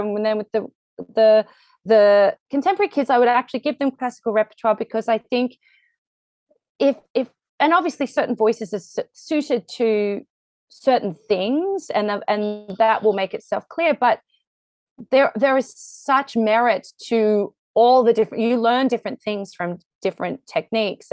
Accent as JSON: {"language": "English", "country": "Australia", "moved": "yes", "said": "I'm very Australian"}